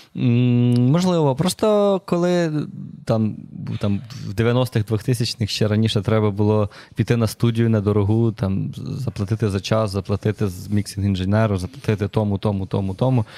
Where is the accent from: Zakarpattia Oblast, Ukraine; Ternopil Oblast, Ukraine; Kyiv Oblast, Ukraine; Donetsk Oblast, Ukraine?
Kyiv Oblast, Ukraine; Myronivka; now in Kyiv, Ukraine; Я взагалі з Київської області. Я з маленького містечка Миронівка, у нас там 13 тисяч населення. Угу. Супер непонтово собі ріс